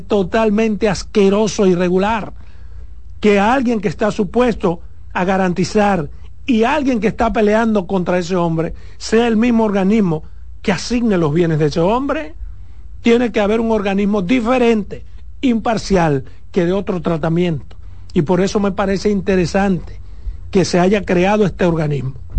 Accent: Pedernales, Dominican Republic; en mi pueblo, en mi provincia, Pernales

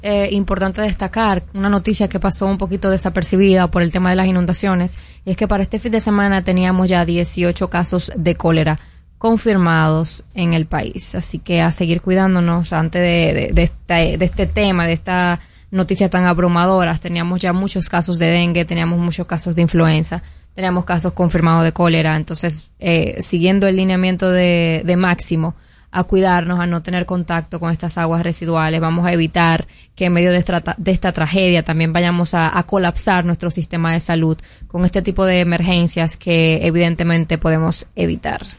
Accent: Dominican Republic; nosotros como dominicanos

